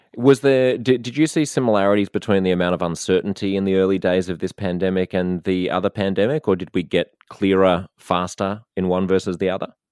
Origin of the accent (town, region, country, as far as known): Australia